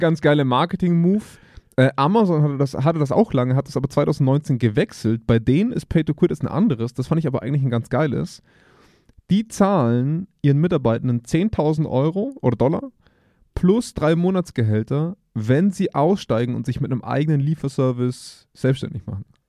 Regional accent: Germany; wir als Deutsche

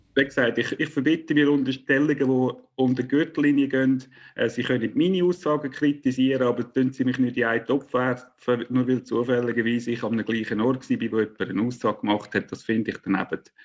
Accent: Central Switzerland, Switzerland; ich stamme aus den Urkantonen

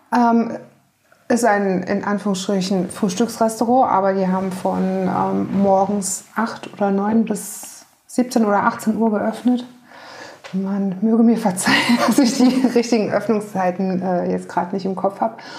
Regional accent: on the Nahe, Rhineland-Palatinate, Germany; now in Hamburg, Germany; Ich bin auf dem Land in Rheinland-Pfalz an der Nahe groß geworden

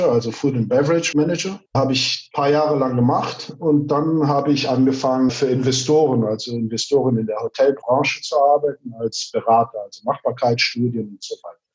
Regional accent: Brazil; moved away as an adult; now in Frankfurt, Germany; ist Made in Germany, and assembled in Brazil. Ich bin in Brasilien geboren von deutschen Eltern, also deswegen habe ich auch zuerst Deutsch gelernt und dann Portugiesisch, habe aber mein ganzes Leben lang in Brasilien verbracht

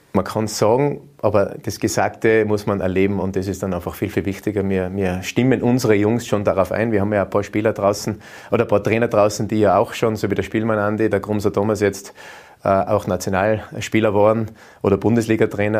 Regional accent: Austria; bei uns in Österreich

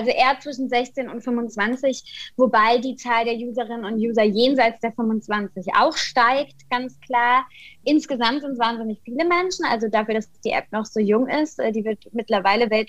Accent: Kaiserslautern, Rhineland-Palatinate, Germany; now in Berlin, Germany; Ich bin gebürtige Pfälzerin. Ich komme aus Kaiserslautern, lebe und arbeite aber inzwischen in Berlin als Journalistin

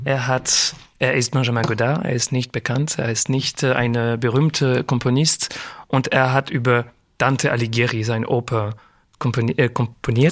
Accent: Geneva, Switzerland; German is a second language; also born or lived in Paris, France; now in Zurich, Switzerland; Aber ich bin in Frankreich und Genf, Genf mhm. aufgewachsen. Und äh, ich habe äh, die ganze, wie sagt man, die ganze Schule habe ich in der, in der Schweiz gemacht mhm. und äh, in Genf

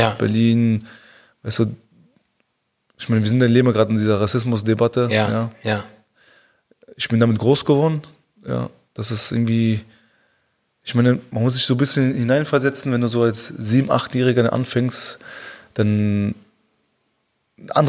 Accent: South, Tunisia; Und ich komme aus dem Süden, aus Tunesien.

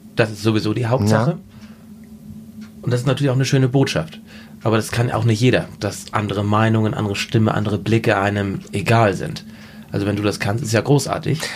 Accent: Husum, Schleswig-Holstein, Germany; bei uns in Husum in Nordfriesland

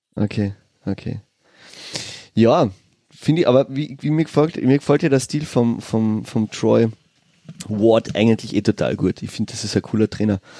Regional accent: Villach, Carinthia, Austria; Ich bin in Villach geboren

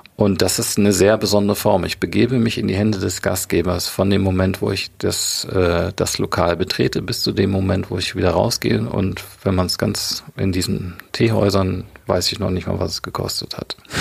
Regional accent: Germany; bei uns in Deutschland

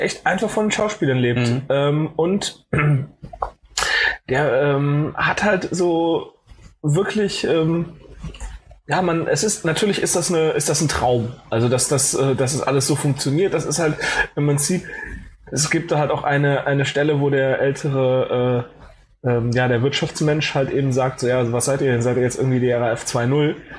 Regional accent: Cologne, North Rhine-Westphalia, Germany; moved away; ich komme halt ursprünglich aus Köln

